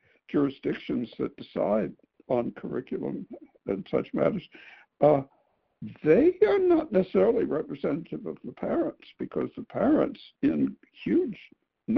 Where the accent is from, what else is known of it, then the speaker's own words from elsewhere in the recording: Memphis, Tennessee, United States; we're from Memphis.